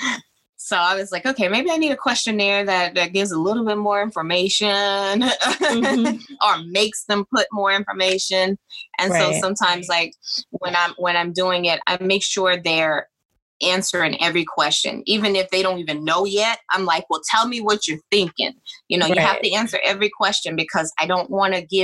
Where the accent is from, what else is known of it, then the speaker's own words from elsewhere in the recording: the South, United States; Southern. I'm from the South